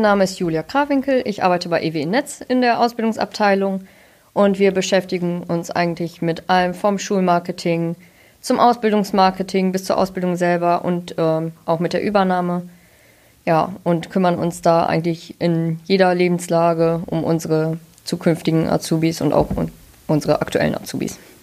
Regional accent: near Münster, North Rhine-Westphalia, Germany; Ich komme auch aus der Nähe von Münster, nur halt von der anderen Seite

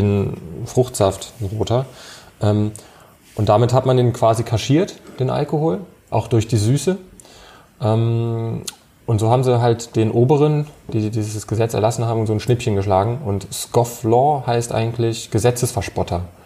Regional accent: Germany; bei uns in Deutschland

